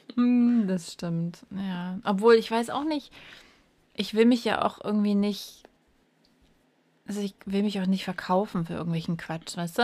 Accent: East Germany, Germany; ich war halt noch winzig klein, wir sind ja in der DDR groß geworden

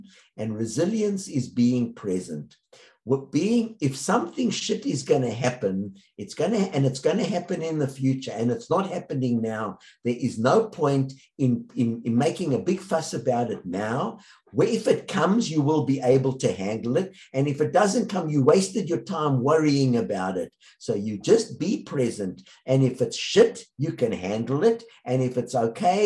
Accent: South Africa; I grew up in South Africa

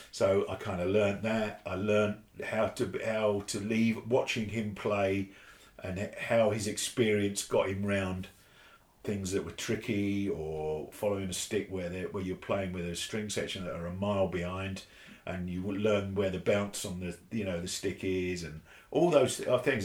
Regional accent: Hitchin, East of England, United Kingdom; I, grew up in Hitchin in Hertfordshire, which is about uh, 30 miles from here

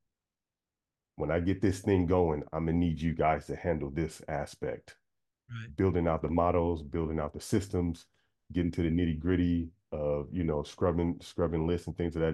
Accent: Sacramento, California, United States; I'm from Sacramento

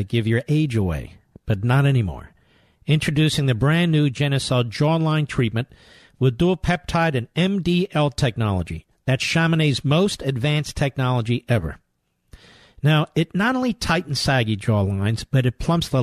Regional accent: Philadelphia, Pennsylvania, United States; Philadelphia, Pennsylvania, my hometown

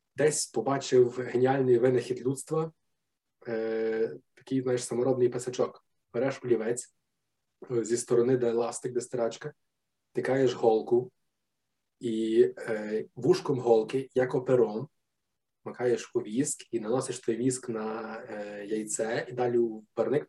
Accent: Ivano-Frankivsk Oblast, Ukraine; я е, з Франківської області, і ми ну тоді ще був Галицький район

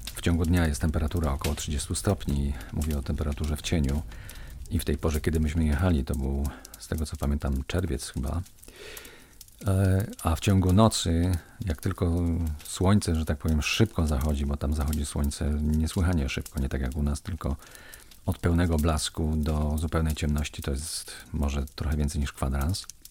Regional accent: Kozy, Silesian Voivodeship, Poland; ze swojego domu rodzinnego, w którym się wychowałem, w którym mieszkałem przez 20 lat, w mojej wiosce w Kozach

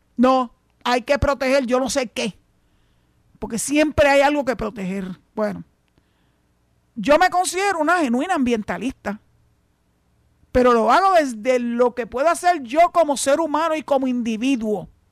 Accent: Puerto Rico

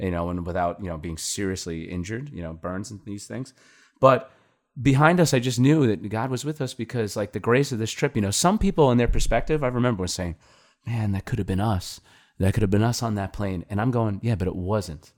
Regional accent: New York, United States; we're from New York

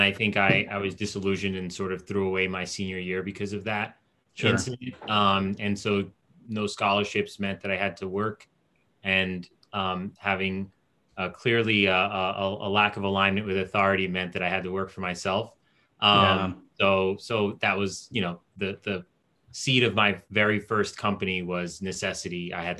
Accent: United States; also born or lived in Port-au-Prince, Haiti / New Jersey (Newark suburbs) / South Florida / Fort Lauderdale; Grew up in Jersey for a period, east, like Newark suburbs

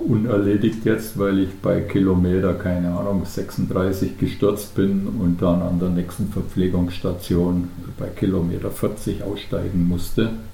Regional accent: Unterallgäu, near Kaufbeuren, Bavaria, Germany; now in Pfronten, Germany; gebürtiger Allgäuer, allerdings aus dem Unterallgäu, aus der Nähe von Kaufbeuren

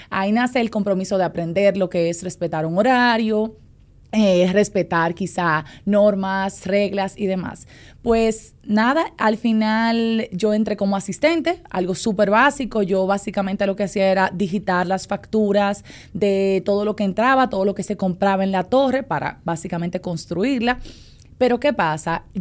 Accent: San Pedro de Macorís, Dominican Republic; moved away as an adult; now in Santo Domingo, Dominican Republic; yo soy de San Pedro de Macorís, entonces yo vine a estudiar en el 2011 aproximadamente.

